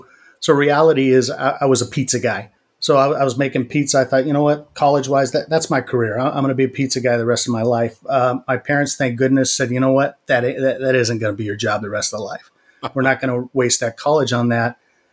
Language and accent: English; Pasadena, California, United States; Well, I was originally Pasadena. My wife and I got married, and we couldn't afford a house in the local area there, so we moved out to the Inland Empire.